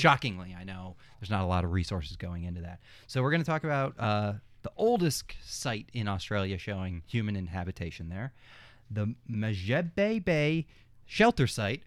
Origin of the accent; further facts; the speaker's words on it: Minnesota, United States; growing up in Minnesota